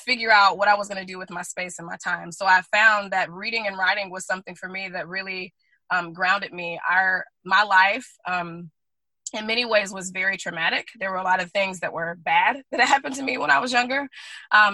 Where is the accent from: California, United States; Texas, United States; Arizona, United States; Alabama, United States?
Alabama, United States; Guntersville; moved away; also born or lived in Oahu, Hawaii; we're from the South, from Alabama